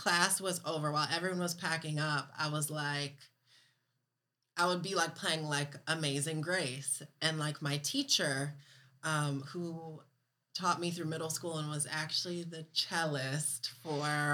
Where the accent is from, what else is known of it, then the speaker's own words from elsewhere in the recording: Ann Arbor, Michigan, United States; I grew up in Ann Arbor Public School System